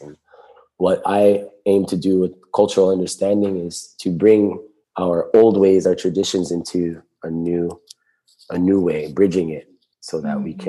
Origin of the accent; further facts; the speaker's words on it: Molokai, Hawaii, United States; also born or lived in Maui; I grew up on Molokai with my grandparents